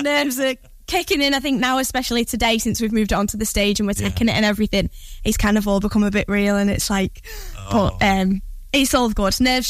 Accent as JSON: {"language": "English", "town": "Southport", "region": "North West England", "country": "United Kingdom"}